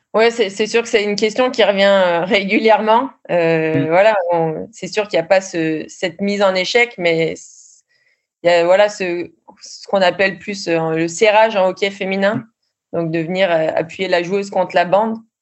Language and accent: French; France; moved away as an adult; also born or lived in Sweden; on est une Française